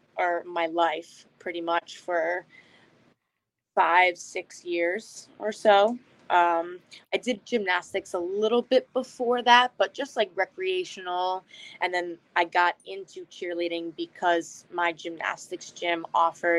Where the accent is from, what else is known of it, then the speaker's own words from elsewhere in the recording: Albany area, Upstate New York, United States; moved away as an adult; now in New Hampshire, United States; Originally I'm from New York, and I've been in New Hampshire now for a little over a year